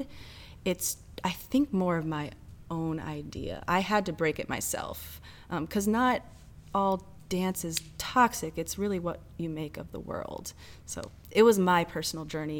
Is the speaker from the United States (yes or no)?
yes; Ohio, United States; moved away as an adult; now in St. Louis, United States; I'm originally from Ohio